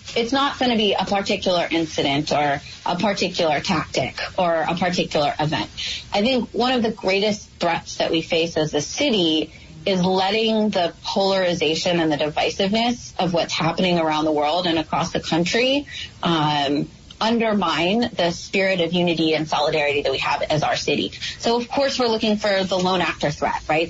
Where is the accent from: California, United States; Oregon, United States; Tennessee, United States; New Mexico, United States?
New Mexico, United States; now in New York, United States; I'm an outsider to New York. I come from New Mexico